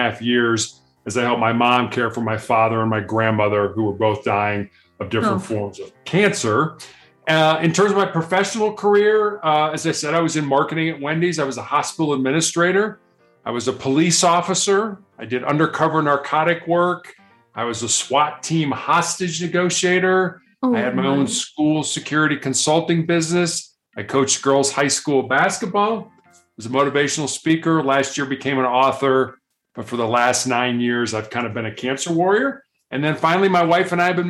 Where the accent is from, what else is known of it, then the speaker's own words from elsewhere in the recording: Chicago, Illinois, United States; I was born and raised in Chicago, which is probably the third largest city in the United States